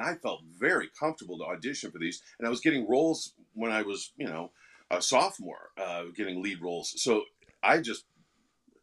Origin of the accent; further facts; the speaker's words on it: Sioux Falls, South Dakota, United States; also born or lived in Kansas City, Missouri; I grew up in Sioux Falls, South Dakota, where I went to school